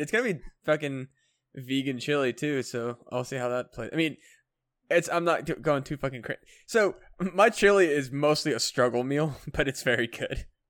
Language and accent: English; United States; I'm an American boy